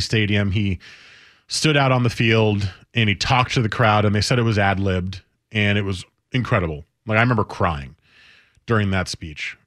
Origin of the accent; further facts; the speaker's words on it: New Jersey, United States; I grew up in New Jersey